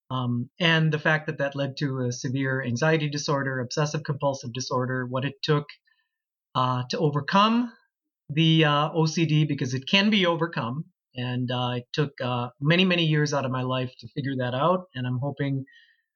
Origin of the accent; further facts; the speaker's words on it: Plymouth, Minnesota, United States; also born or lived in Calgary, Canada / Florida; I grew up in did all my schooling in the town of Plymouth since I was five